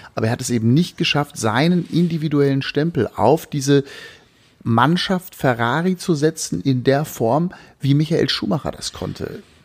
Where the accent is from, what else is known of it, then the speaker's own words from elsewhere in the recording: Berlin, Germany; meine Heimatstadt